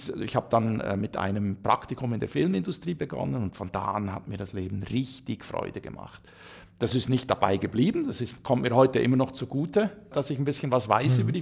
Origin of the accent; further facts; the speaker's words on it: Saxony, Germany; Aber ich bin ja gebürtiger Sachse